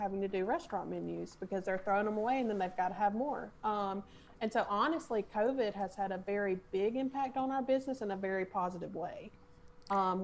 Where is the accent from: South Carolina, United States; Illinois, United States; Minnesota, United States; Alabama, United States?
Alabama, United States; Opp; I grew up in Op and I love Op and I always have.